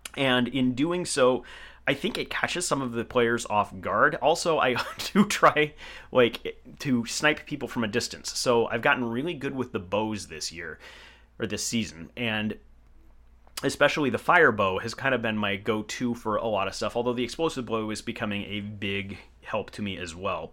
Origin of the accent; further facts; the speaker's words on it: Portland, Oregon, United States; growing up in Portland, I think that that's a metropolitan area.